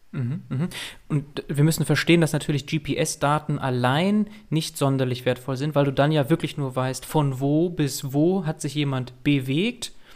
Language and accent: German; Münster, North Rhine-Westphalia, Germany; Als Münsteraner und vor allem Fahrradfahrer